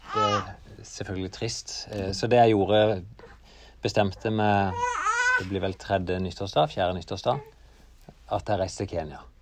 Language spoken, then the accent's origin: Norwegian; Norway; jeg kom fra Norge